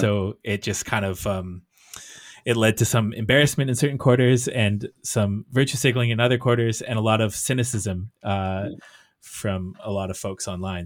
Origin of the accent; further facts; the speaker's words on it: Canada; I as a Canadian